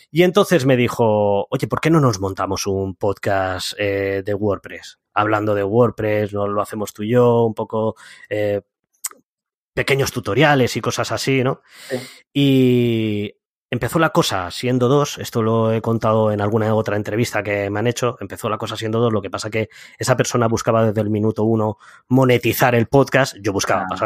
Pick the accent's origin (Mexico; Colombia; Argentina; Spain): Spain; Úbeda, Andalusia; now in Madrid, Spain; eh, soy natural de Úbeda, de Jaén, aunque por el acento no se me note, soy andaluz. Sí, señoras y señores, soy andaluz.